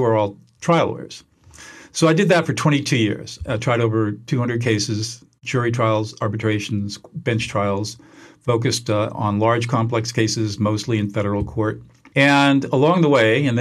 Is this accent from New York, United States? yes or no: no; Southern California, United States; now in Central California, United States; I grew up in Southern California